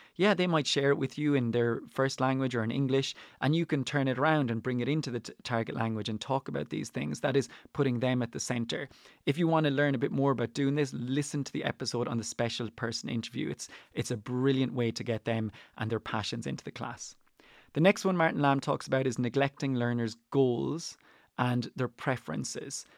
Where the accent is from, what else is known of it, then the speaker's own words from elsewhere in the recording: Ireland; I am Irish, but I teach Spanish and French. They are not my native tongues.